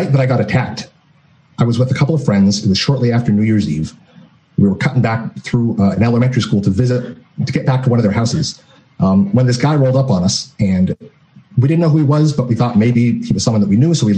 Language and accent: English; Seattle, Washington, United States; I'm from Seattle, Washington